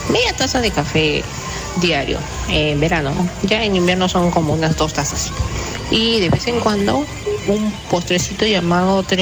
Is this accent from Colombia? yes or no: no; Peru; Yo, ah, como buena peruana, yo no puedo